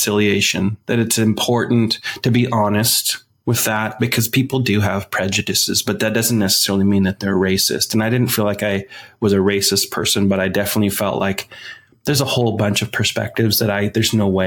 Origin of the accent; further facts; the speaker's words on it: Washington, United States; moved away as an adult; also born or lived in Southern California; I grew up in Washington State.